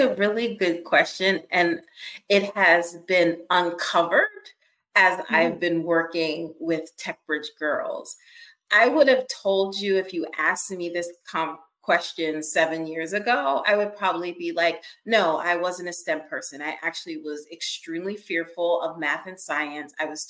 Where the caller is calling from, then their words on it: Pennsylvania, United States; I'm joining you right outside of Philadelphia, Pennsylvania.